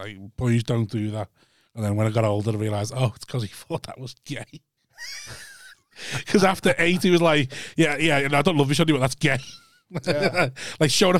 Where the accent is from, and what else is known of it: the North, the north of England, United Kingdom